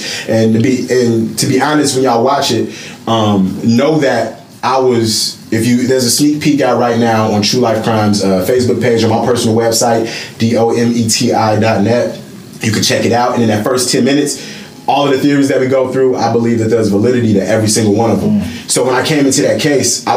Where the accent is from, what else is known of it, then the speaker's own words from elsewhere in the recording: Chicago, Illinois, United States; I come from the South Side, I'm a reporter on the South Side